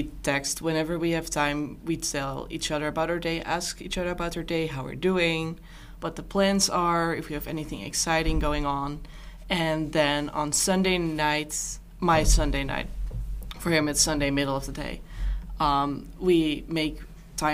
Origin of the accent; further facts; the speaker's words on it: Netherlands; moved away as an adult; now in Seoul, South Korea; I'm from the Netherlands, and I'm here on an exchange